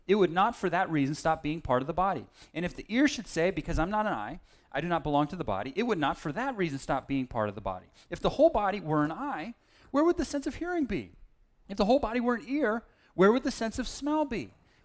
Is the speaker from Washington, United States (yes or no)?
no; Berkeley, California, United States; At the church I grew up in Berkeley